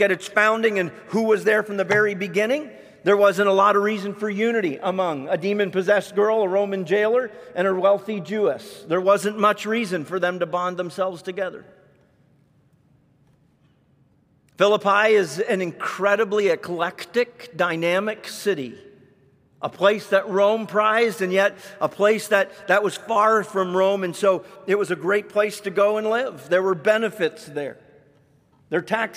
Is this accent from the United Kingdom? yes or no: no; Canada; moved away; I grew up in Canada